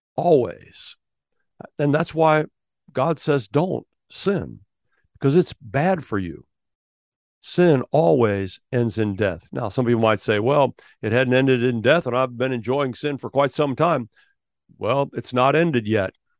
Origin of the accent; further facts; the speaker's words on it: Ohio, United States; I was born in Ohio